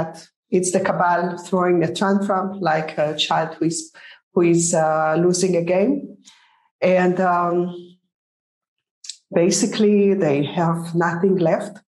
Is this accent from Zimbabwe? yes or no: no; Haifa, Haifa District, Israel; I'm from Haifa